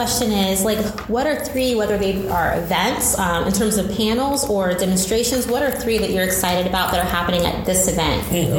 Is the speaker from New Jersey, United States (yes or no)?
no; Indiana, United States; I'm from the Midwest originally